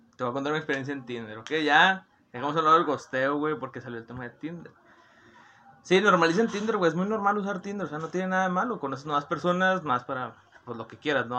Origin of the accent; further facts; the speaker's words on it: Monterrey, Nuevo León, Mexico; yo soy de Monterrey, Nuevo León